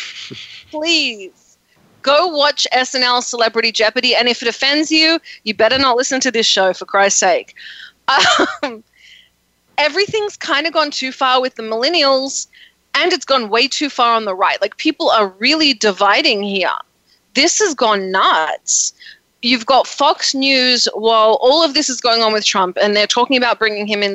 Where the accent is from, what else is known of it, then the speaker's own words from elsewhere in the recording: Australia; now in United States; I'm Australian. I grew up with social medicine, social education